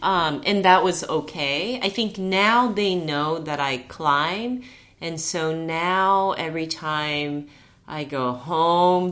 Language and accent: English; Japan; moved away as an adult; also born or lived in Santa Monica, California; now in Las Vegas, United States; At that point, I was only like two or three months old. So I grew up in Japan.